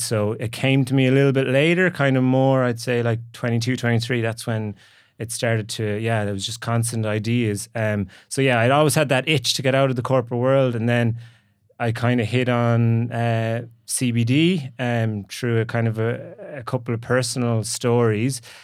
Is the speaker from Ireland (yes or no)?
yes; Galway, Connacht, Ireland; moved away as an adult; also born or lived in San Francisco / Dublin; I'm from Galway originally